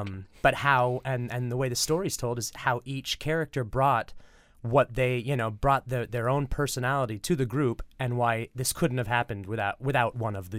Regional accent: California, United States; moved away; California originally.

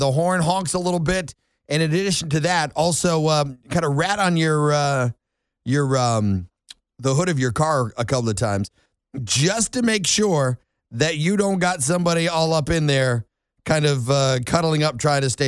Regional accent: New England, United States; also born or lived in Erie, Pennsylvania; now in Bay County, Florida, United States; I'm from New England, so I know some cold

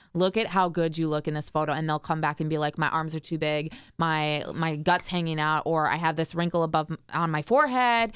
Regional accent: Richfield, United States; I grew up in Richfield, about 45 minutes outside of like where the station is located

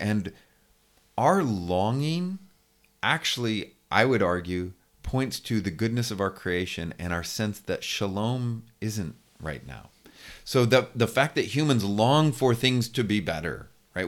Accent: California, United States; moved away as an adult; also born or lived in United Kingdom; now in Lookout Mountain, United States; I'm originally from California. Uh, my wife and I are Californians, but haven't lived there in twenty-five years.

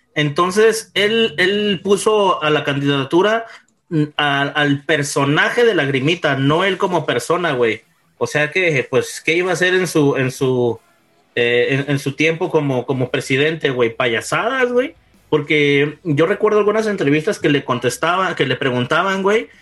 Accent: Mexico; se los digo como mexicano

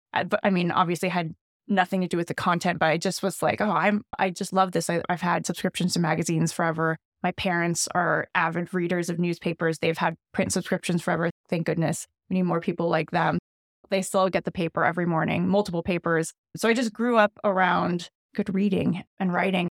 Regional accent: Pasadena, California, United States; also born or lived in Monterey Park, California; I grew up in Pasadena, so all around Los Angeles.

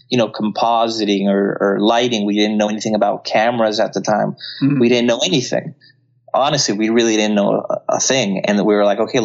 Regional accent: Miami, Florida, United States; also born or lived in Colombia; now in Los Angeles, United States; I was raised in Miami

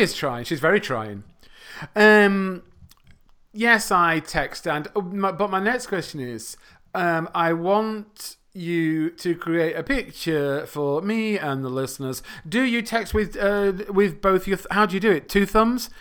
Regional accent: England, United Kingdom; first language English; I come from a country called England.

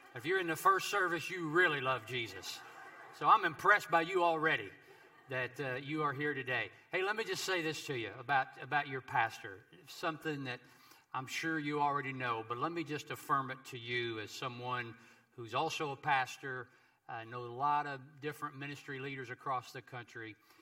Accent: Kentucky, United States; my home state of Kentucky

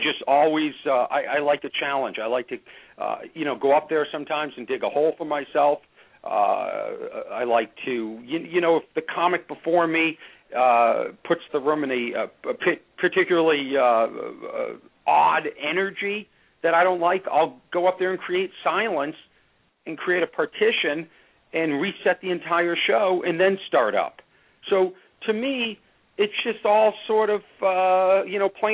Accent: Boston, Massachusetts, United States; moved away; I'm from Boston

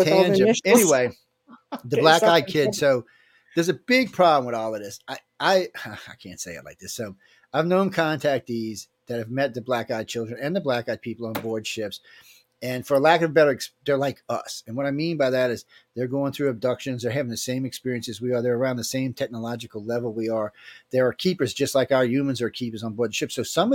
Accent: New Orleans, Louisiana, United States; I grew up in New Orleans

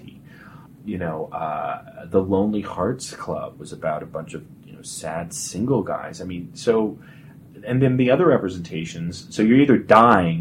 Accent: Colorado Springs, Colorado, United States; I grew up in Colorado Springs.

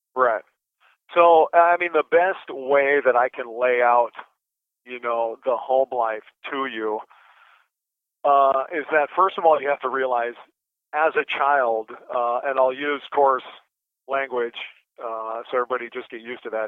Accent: Anchorage, Alaska, United States; I was born in Anchorage, Alaska

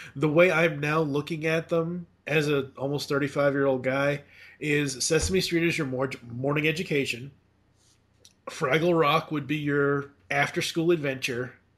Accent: Massachusetts, United States; I was growing up in Massachusetts

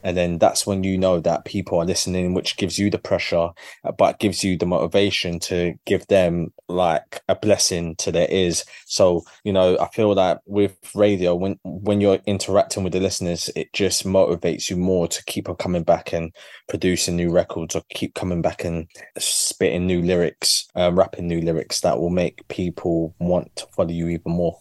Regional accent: London, United Kingdom; my journey as a Londoner

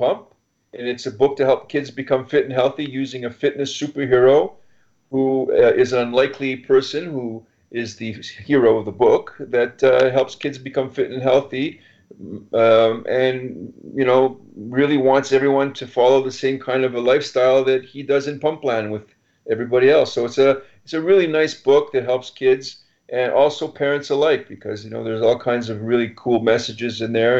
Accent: Montreal, Quebec, Canada

